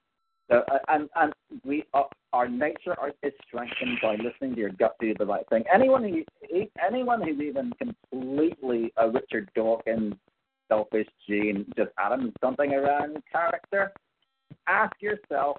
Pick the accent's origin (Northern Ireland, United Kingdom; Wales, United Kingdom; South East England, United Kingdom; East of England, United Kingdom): Northern Ireland, United Kingdom; I'm Northern Irish, so I could be considered UK